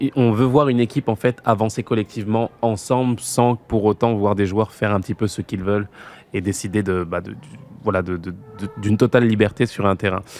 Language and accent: French; Noisy-le-Sec, Île-de-France, France; chez moi, à Noisy-le-Sec